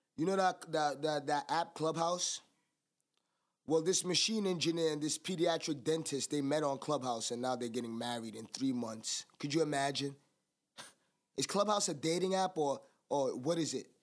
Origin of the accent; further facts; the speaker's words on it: United States; I'm American